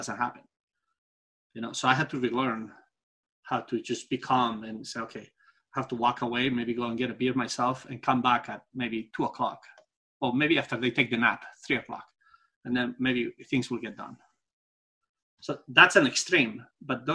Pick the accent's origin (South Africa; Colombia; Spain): Spain; English is a second language; moved away; also born or lived in Singapore / United States; I'm from Spain